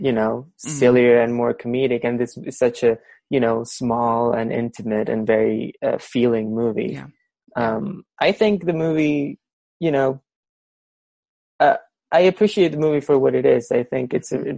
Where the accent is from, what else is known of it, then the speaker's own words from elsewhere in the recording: Peru; I'm from Peru